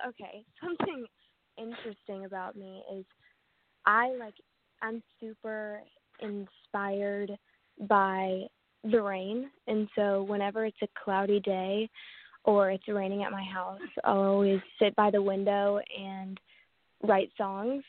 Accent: Atlanta, Georgia, United States; I grew up in the South and I'm from Atlanta. I still live in Atlanta, Georgia

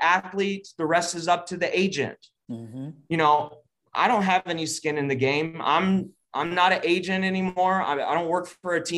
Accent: Texas, United States; I'm from Texas

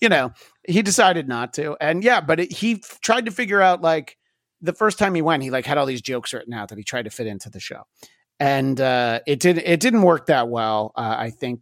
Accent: Greenwood Lake, New York, United States; moved away as an adult; now in Los Angeles, United States; I've lived in L A for twenty years, but I did grow up in the rural suburbs of, uh, New York City. Uh, a small former resort town called Greenwood Lake, New York

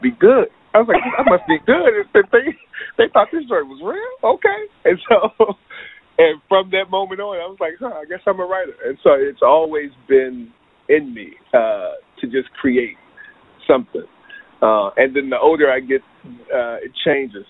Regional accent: Charlottesville, Virginia, United States; moved away; also born or lived in Los Angeles; my hometown was Charlottesville, Virginia, uh, smack dab in the middle of Virginia

